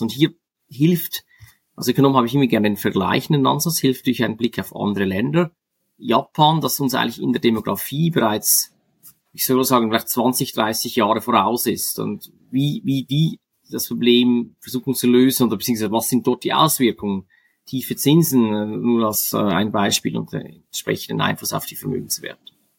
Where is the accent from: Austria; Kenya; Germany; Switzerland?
Switzerland; als Schweizer kenne ich gut das Milizpolitiksystem